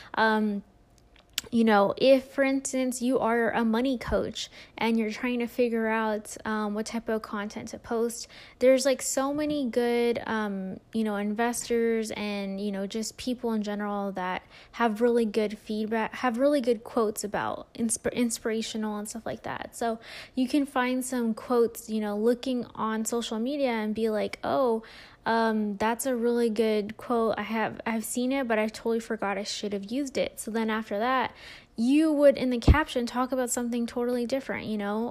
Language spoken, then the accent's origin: English; California, United States; now in Las Vegas, United States; I'm originally from California, but I'm in the Vegas area.